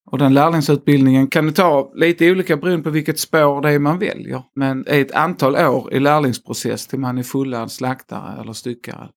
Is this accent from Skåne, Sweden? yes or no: yes; Skåne, Sweden; accent: Scanian; 37 år och skåning, som jag nog inte kan förneka i min dialekt. Också tvåbarnsfar och eh, bor mitt i Skåne.